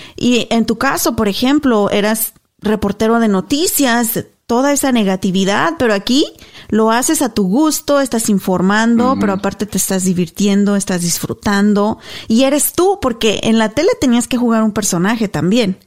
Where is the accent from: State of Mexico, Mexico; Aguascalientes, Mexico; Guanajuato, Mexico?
Guanajuato, Mexico; moved away as an adult; yo soy mexicana, nací, crecí en México, toda mi vida estuve ahí hasta la universidad